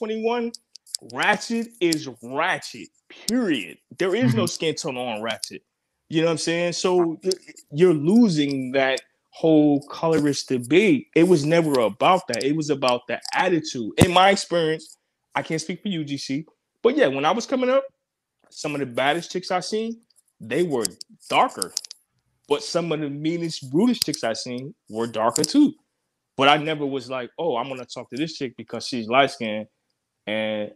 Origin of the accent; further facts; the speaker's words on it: Virginia, United States; also born or lived in the North (US); Raised in VA.